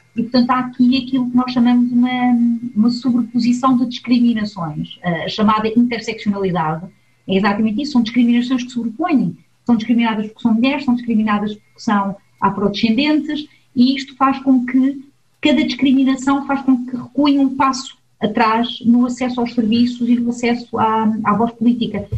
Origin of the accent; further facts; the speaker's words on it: Portugal; now in Switzerland; Eu sou uma migrante, sou portuguesa e estou imigrada na Suíça